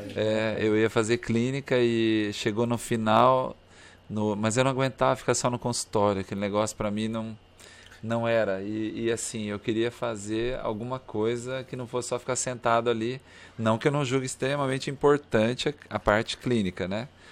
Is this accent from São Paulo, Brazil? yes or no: no; Cambará, Paraná, Brazil; moved away as an adult; also born or lived in Curitiba, Brazil; now in Palmas, Brazil; E eu vim de Curitiba, não nasci lá, nasci no interior do Paraná, em Cambará. Minha formação é, acadêmica foi em Curitiba